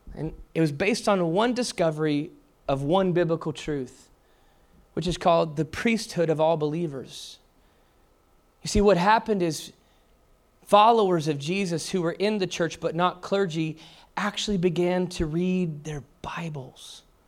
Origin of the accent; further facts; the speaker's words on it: Texas, United States; I was from Texas